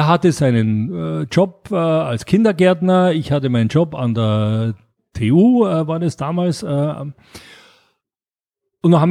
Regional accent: Graz, Styria, Austria; moved away as an adult; now in Munich, Germany; ich bin ja in Graz in Österreich aufgewachsen und äh, habe äh, da das mitbekommen, äh, dass das Spielen äh, Spaß macht. So mit 20 bin ich dann nach München gegangen

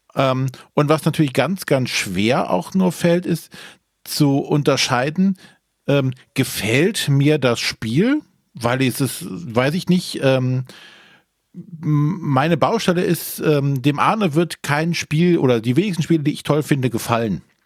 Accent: Germany; als Deutsche

